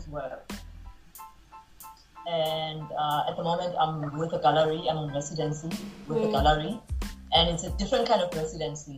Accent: South Africa; moved away; I was trying to get to see, you know, the real South Africa as a South African

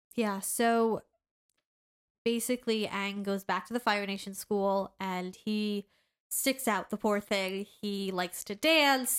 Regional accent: United States; as an American

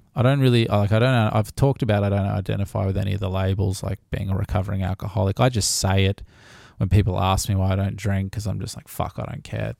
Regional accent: Gold Coast, Queensland, Australia; I'm born and raised on the Gold Coast, which is mostly unheard of these days.

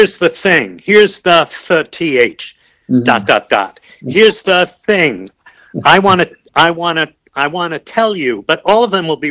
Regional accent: Oceanside, United States; now in Los Angeles, United States; we're good brothers from Oceanside

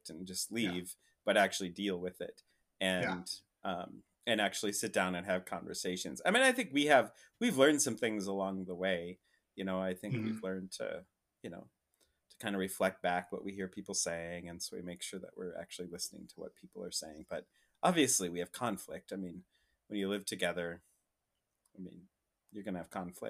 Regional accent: Rapid City, South Dakota, United States; moved away as an adult; also born or lived in Minneapolis; now in San Francisco, United States; I come from Rapid City, South Dakota

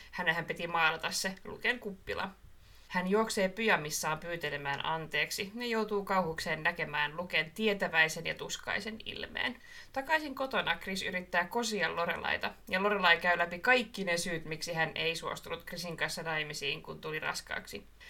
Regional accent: Marttila, Southwest Finland, Finland; siis Marttila se, mistä mä oon kotoisin

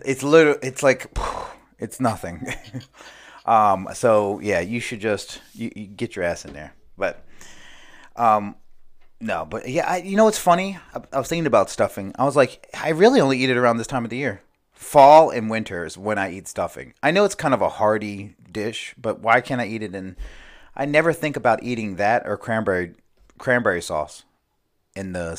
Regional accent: United States; I grew up near the Chesapeake Bay

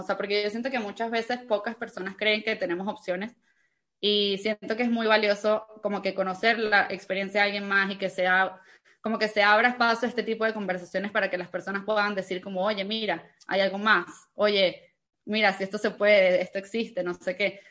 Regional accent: Venezuela; moved away; also born or lived in Cancún, Mexico; soy venezolana, yo nací en Venezuela, tengo 26 años eh, y y bueno, cuando yo nací en Venezuela, yo crecí creyendo que iba a vivir toda mi vida en Venezuela

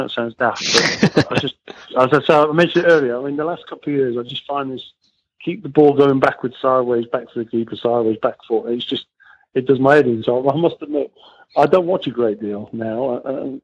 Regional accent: Wales, United Kingdom; I'm Welsh

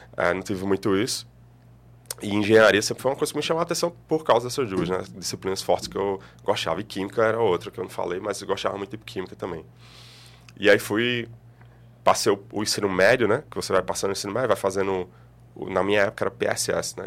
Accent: Campina Grande, Paraíba, Brazil; moved away as an adult; now in João Pessoa, Brazil; eu sou de Campina Grande

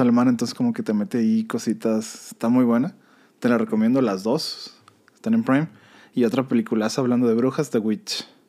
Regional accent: Mexico; como mexicano

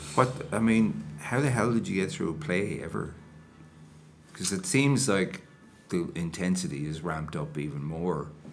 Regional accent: Enniscorthy, County Wexford, Ireland; we were on Friary Hill.

